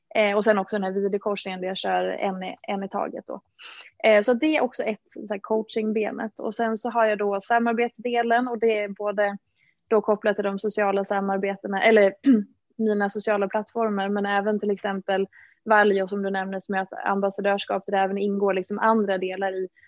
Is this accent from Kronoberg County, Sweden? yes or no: no; Dalarna County, Sweden; moved away as an adult; now in Stockholm, Sweden; Och jag är från Dalarna från början, har bott i Stockholm ja, i väldigt många år nu, sedan 2009